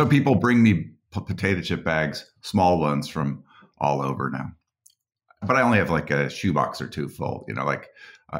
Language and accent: English; Boulder, Colorado, United States; I grew up in Colorado